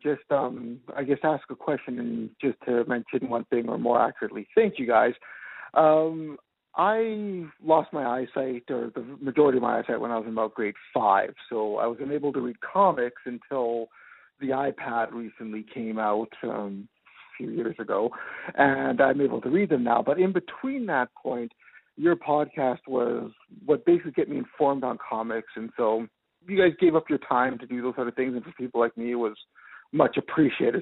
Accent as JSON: {"language": "English", "town": "Winnipeg", "region": "Manitoba", "country": "Canada", "said": "I'm from Canada, uh, Winnipeg to be more specific."}